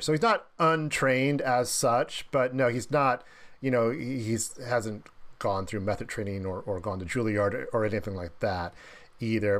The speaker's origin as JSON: {"language": "English", "town": "Dayton", "region": "Ohio", "country": "United States", "said": "I'm from Dayton, Ohio"}